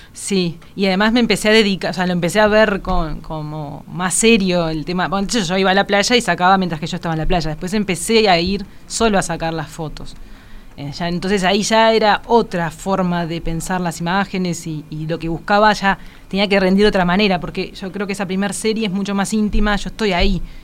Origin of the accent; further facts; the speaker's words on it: Montevideo, Uruguay; also born or lived in Caracas, Venezuela / Paraguay; nací allá y no acá pero me crié acá, mi crianza es 100% uruguaya